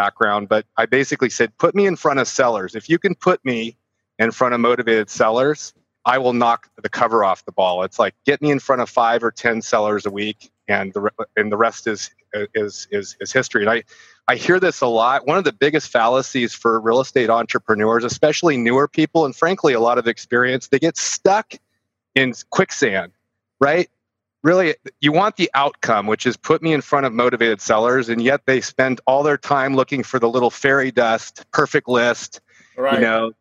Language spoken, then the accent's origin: English; San Francisco Bay Area, California, United States; I'm from California, from San Francisco Bay Area